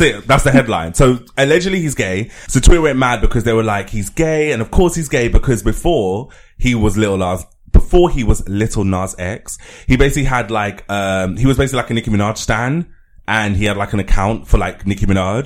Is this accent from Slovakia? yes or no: no; London, United Kingdom; I grew up in Elephant and Castle